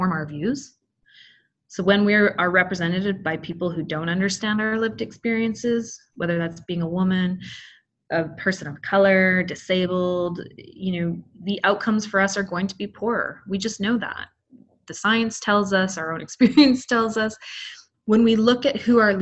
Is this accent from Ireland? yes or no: no; Canada; I was born in Canada